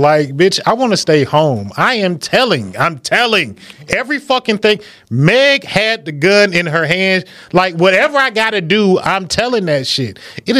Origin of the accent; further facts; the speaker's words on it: Detroit, Michigan, United States; I am a nigga from Puritan Avenue in Detroit.